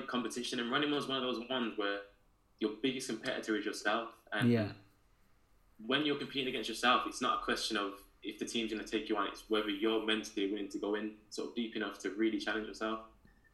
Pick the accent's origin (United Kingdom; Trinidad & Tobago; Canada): United Kingdom; Birmingham, West Midlands; moved away; I grew up in Birmingham in Handsworth, in the city area. Very different to where I live now, but for me, that's home and always will be.